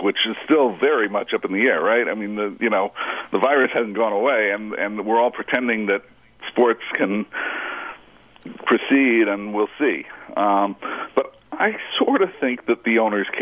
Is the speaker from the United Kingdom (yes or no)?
no; Phoenix, Arizona, United States; I'm from Phoenix, Arizona